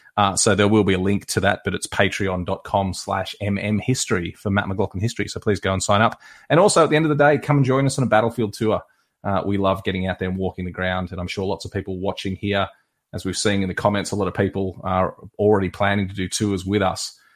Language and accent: English; Australia; I'm an Australian historian